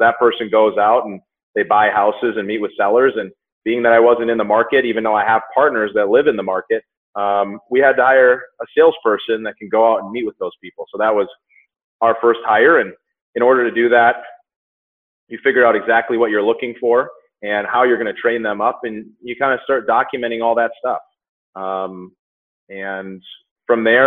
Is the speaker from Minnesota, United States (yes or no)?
yes; Minnesota, United States; moved away as an adult; also born or lived in Southern California; now in Denver, United States; I was born and raised in Minnesota